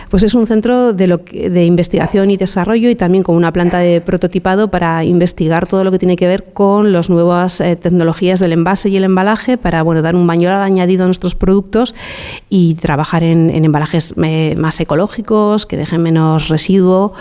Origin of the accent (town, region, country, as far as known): La Rioja, Spain